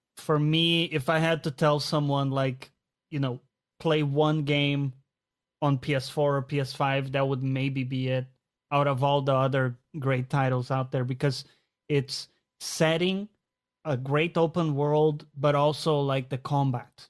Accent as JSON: {"language": "English", "country": "Brazil", "tie": "born or raised there", "moved": "yes", "lives_now": "London, United Kingdom", "said": "I grew up in Brazil"}